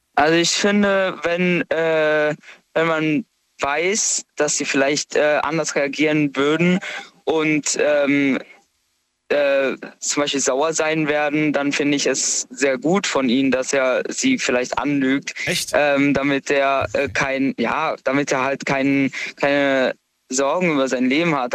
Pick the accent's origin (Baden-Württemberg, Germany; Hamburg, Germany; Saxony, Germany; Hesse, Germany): Baden-Württemberg, Germany; Karlsruhe; komme aus Karlsruhe